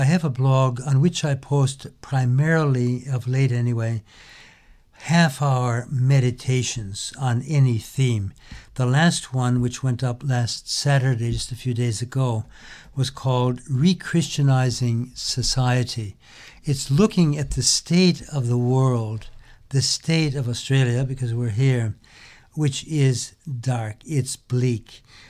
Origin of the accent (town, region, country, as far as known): United States; born or raised there